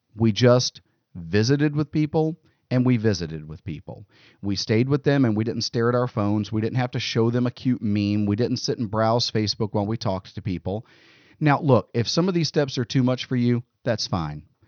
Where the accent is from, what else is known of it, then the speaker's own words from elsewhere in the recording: United States; as American citizens